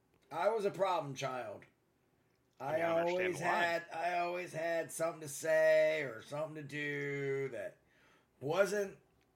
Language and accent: English; Baltimore, Maryland, United States; where I'm from Baltimore, Maryland.